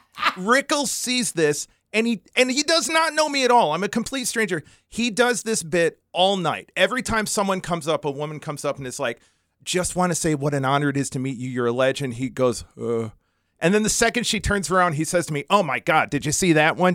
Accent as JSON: {"language": "English", "town": "Jamestown", "region": "New York", "country": "United States", "tie": "born or raised there", "moved": "yes", "said": "I'm proud of my hometown for that."}